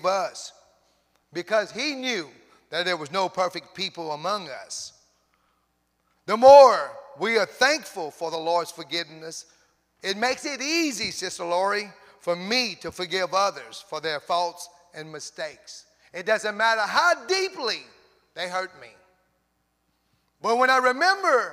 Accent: Cajun, Louisiana, United States; I'm a Cajun, pure Cajun.

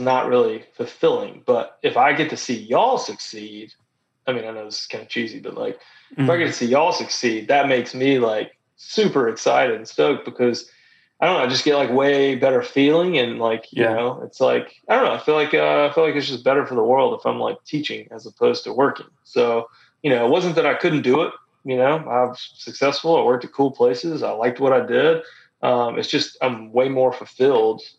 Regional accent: Gulf Coast of Mississippi, United States; moved away as an adult; also born or lived in Memphis, Tennessee / Savannah, Georgia; I grew up on the Gulf Coast of Mississippi

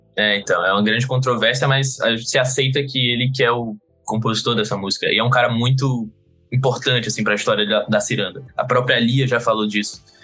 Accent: Recife, Pernambuco, Brazil; eu sou de, de Pernambuco, de Recife

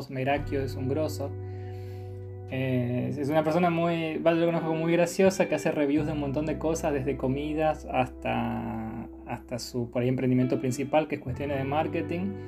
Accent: Córdoba, Argentina; also born or lived in Chaco / Corrientes; now in Buenos Aires, Argentina; Yo soy cordobés, pero viví en el Chaco y en Corrientes mucho tiempo, así que soy un poco más del NEA que de Córdoba. Ahora estoy viviendo en la ciudad autónoma de Buenos Aires.

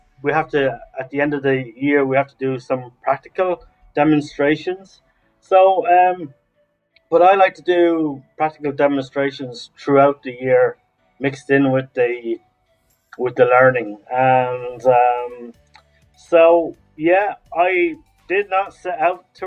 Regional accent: Laois, Ireland; now in Dublin, Ireland; originally from County Leash here in Ireland, but I live in Dublin

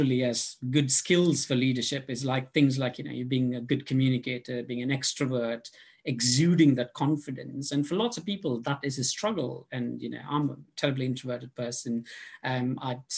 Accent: India; moved away as an adult; now in London, United Kingdom; I grew up in India

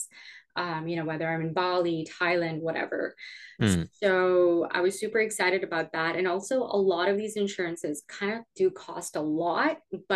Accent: Canada; moved away; I'm originally from Canada

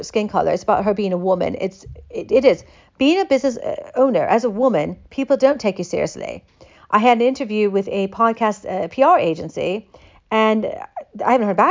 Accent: United States

